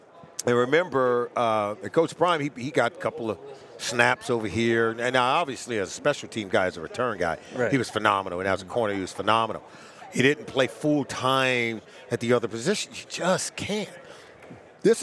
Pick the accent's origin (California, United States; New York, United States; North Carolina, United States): California, United States; Los Angeles; I grew up in Pac-12 country. Yeah. I grew up in Los Angeles, California